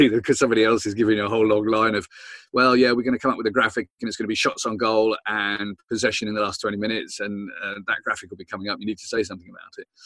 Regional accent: Southampton, South East England, United Kingdom; I'm from Southampton, so I've got my own problems.

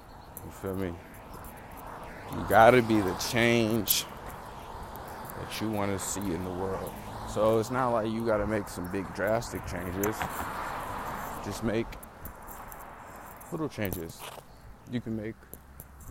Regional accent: Oakland, California, United States; I'm from Oakland, California. You feel me? You know, 64th MacArthur is where I grew up

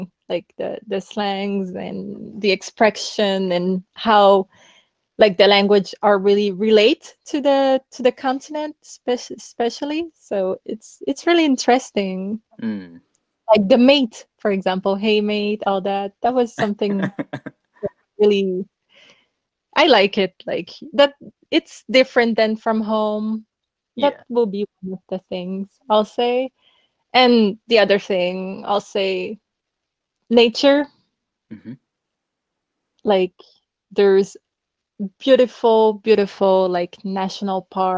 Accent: Quebec, Canada; moved away as an adult; now in France; I'm from Canada, especially the Quebec part of Canada. And I have like a Dominican background too

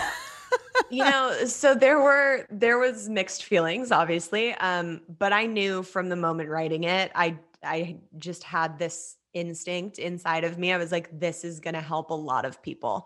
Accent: Los Angeles, California, United States; I grew up in Los Angeles, uh, born and raised

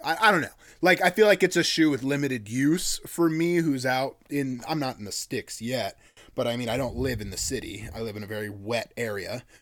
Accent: Sitka, Alaska, United States; they describe my hometown as a drinking town with a fishing problem

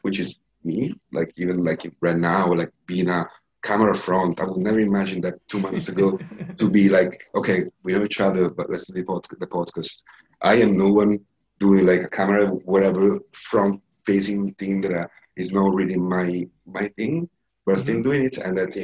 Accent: Italy; now in Dublin, Ireland; it's my hometown

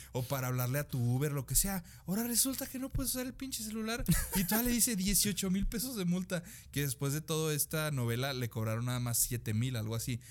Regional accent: Texas, United States; las personas que somos, eh, somos de Texas

